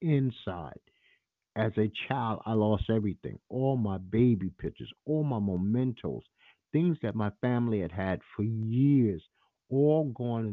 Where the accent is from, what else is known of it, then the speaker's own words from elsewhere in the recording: New York City, New York, United States; I'm from Bed-Stuy, Brooklyn